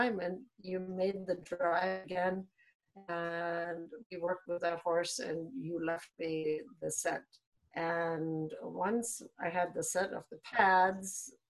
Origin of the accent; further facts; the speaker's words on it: Germany; moved away as an adult; now in Maryland, United States; I was born in Germany and raised there and went through the apprenticeship